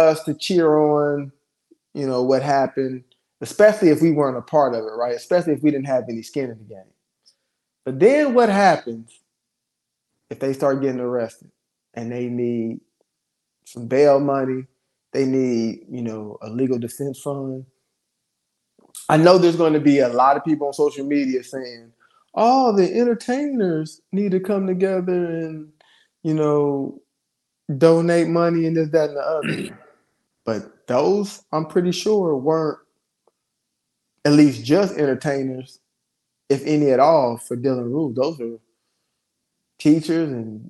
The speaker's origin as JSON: {"language": "English", "region": "Ohio", "country": "United States", "tie": "born or raised there", "said": "my father ended up being, you know, from my hometown and meet my mother and the whole nine in Ohio."}